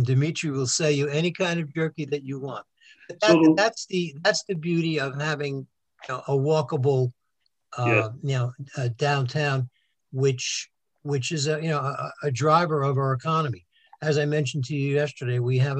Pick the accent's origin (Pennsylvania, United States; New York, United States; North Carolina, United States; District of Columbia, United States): New York, United States; New York City; now in Somerville, United States; we had a fantastic life growing up on Staten Island